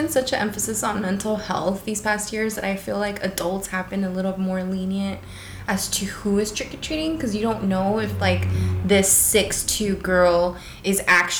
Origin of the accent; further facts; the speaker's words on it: Torrance, California, United States; I grew up in Torrance